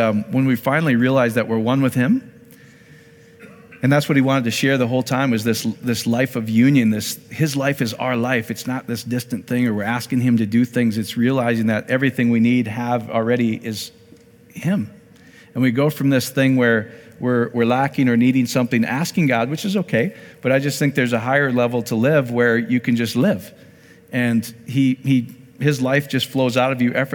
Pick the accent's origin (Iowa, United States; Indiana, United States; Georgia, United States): Iowa, United States; I'm from Iowa